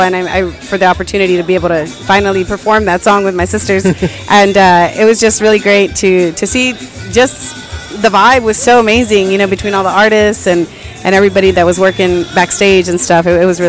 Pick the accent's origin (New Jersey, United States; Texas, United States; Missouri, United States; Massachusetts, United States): Texas, United States; Kingsville; it's in my hometown, Kingsville, Texas.